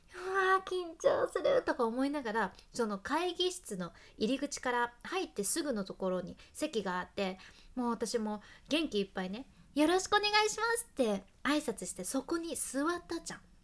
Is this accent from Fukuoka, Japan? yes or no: yes; Hakata, Fukuoka, Japan; accent: Hakata dialect; 博多弁の幸あれ子でした